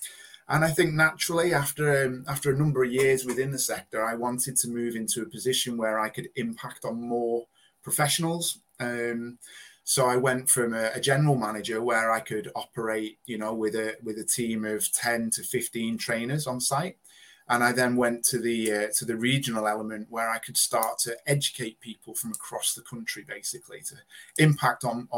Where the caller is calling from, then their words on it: North West England, United Kingdom; So I'm in the UK. I'm based just outside of Liverpool in the northwest of England.